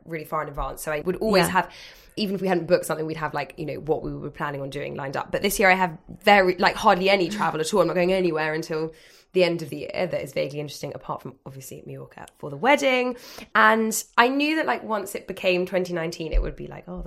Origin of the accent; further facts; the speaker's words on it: London, United Kingdom; I'm from London, as are all my friends